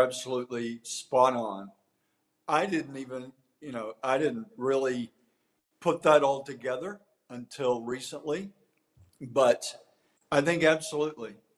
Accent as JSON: {"language": "English", "region": "East Texas", "country": "United States", "also_born_or_lived": "Tyler, Texas", "said": "East Texas has always been my home"}